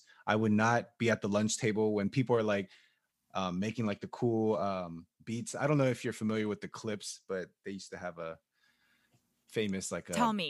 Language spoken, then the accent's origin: English; Maryland, United States; He lived like 45 minutes away from me because we're both from Maryland.